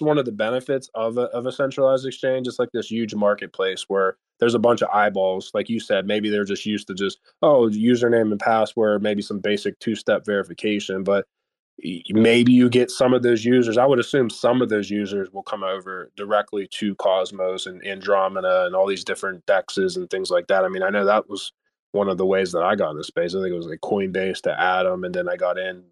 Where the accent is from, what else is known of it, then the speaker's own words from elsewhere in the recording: United States; being an American